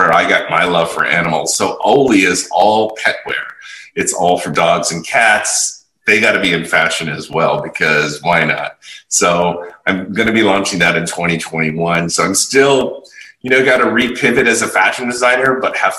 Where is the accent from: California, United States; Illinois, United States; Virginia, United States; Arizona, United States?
California, United States; San Francisco; moved away as an adult; also born or lived in Las Vegas; now in Los Angeles, United States; I've originally born and raised in San Francisco